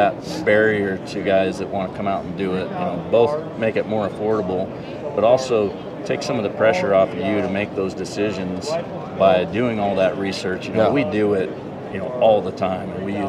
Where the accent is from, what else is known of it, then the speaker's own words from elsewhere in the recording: Boise, Idaho, United States; also born or lived in Utah; I'm from Boise. Lived down here in Utah for 10 years when I was working for Hoyt. And then now I'm back in Boise and own this business.